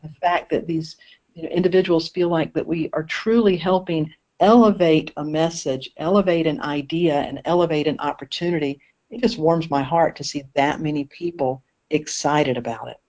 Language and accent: English; Eastern North Carolina, United States; also born or lived in Maui, Hawaii; now in Asheville, United States; I'm originally from Eastern North Carolina